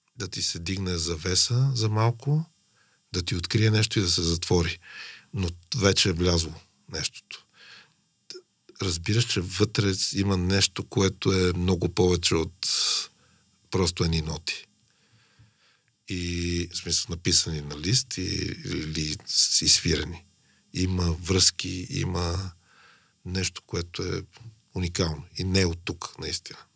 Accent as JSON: {"language": "Bulgarian", "town": "Sofia", "region": "Sofia City", "country": "Bulgaria", "tie": "born or raised there", "said": "аз съм израснал по улицата на София"}